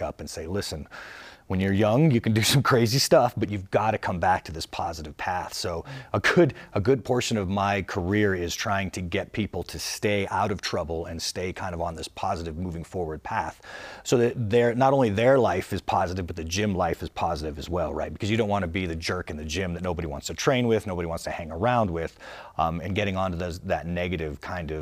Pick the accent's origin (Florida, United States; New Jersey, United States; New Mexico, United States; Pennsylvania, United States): New Mexico, United States; Albuquerque; born or raised there